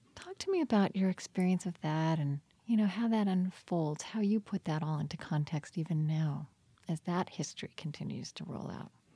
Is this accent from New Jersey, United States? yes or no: no; Oklahoma, United States; now in Minnesota, United States; so I grew up in Oklahoma and now live in Minnesota